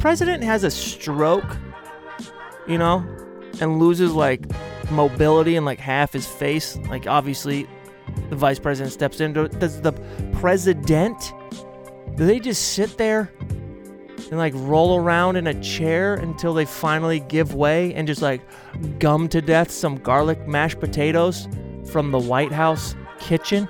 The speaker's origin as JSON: {"language": "English", "town": "Portland", "region": "Oregon", "country": "United States", "said": "we're from Portland"}